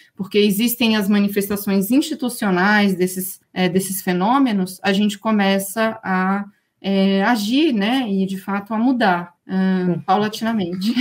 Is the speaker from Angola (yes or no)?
no; Brasília, Federal District, Brazil; also born or lived in Toronto / Montreal / Coimbra / Barcelona; sou aqui de Brasília